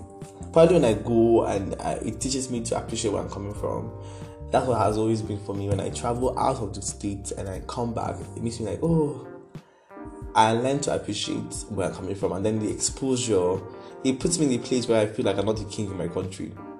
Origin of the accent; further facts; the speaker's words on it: Jos, Plateau, Nigeria; because I'm from Jos.